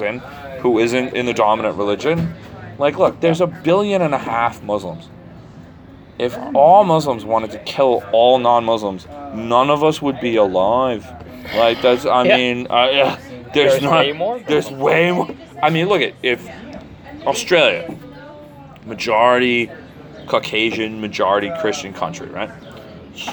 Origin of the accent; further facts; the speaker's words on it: United States; I'm Irish American. I'm third generation Irish American